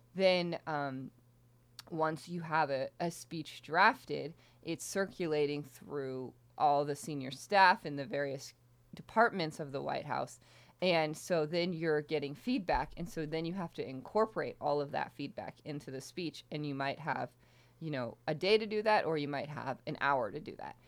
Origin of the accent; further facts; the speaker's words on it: Houston, Texas, United States; moved away as an adult; also born or lived in Michigan; I'm from Houston, Texas